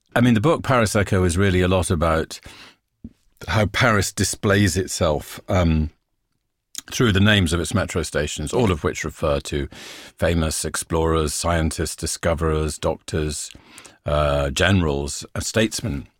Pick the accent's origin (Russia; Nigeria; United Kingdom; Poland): United Kingdom; England; being English